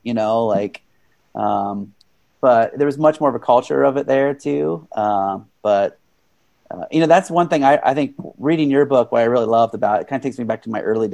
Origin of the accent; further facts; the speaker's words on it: Union City, Ohio, United States; my hometown, Union City, Ohio